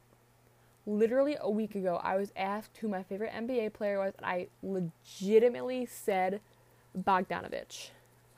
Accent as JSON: {"language": "English", "country": "Canada", "said": "I'm a Canadian"}